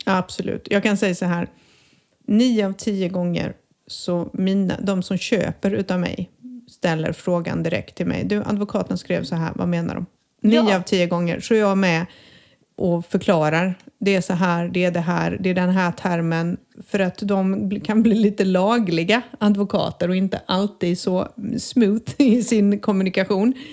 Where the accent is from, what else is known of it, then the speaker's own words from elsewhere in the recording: Sweden; moved away as an adult; now in Spain; som svensk